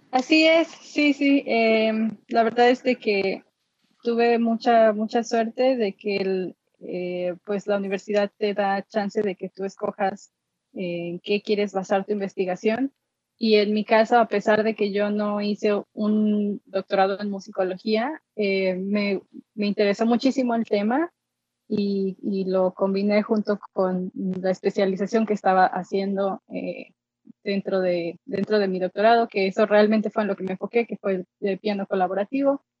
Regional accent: Xalapa, Veracruz, Mexico; moved away as an adult; also born or lived in Colorado, United States; now in London, Canada; yo soy originaria de Jalapa, Veracruz

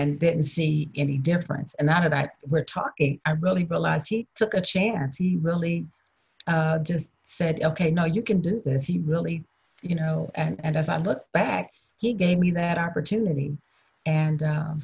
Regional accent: Chicago, Illinois, United States; moved away as an adult; now in San Diego, United States; I'm from Chicago. Born and raised.

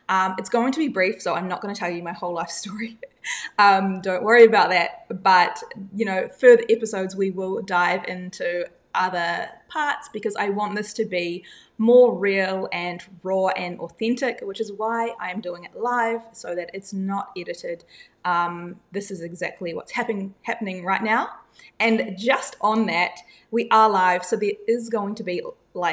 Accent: Whangarei, Northland, New Zealand; moved away as an adult; now in Perth, Australia; I come from a small town about 3 hours north of Auckland, which is called Whangarei. I grew up there for the first 18 years of my life

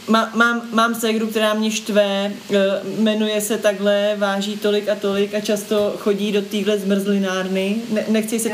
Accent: Prague, Czechia; když jsem byla malá, tak v Holešovicích

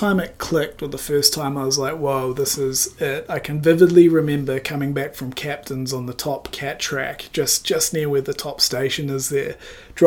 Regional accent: Wanaka, Otago, New Zealand; also born or lived in Papua New Guinea; Originally, I was born in Papua New Guinea. That usually throws a few people off, but was born there and then moved to Wanaka at the age of six

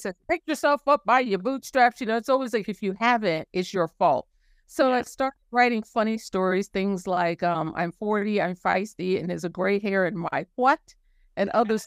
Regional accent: New York City, New York, United States; moved away; I'm from New York City

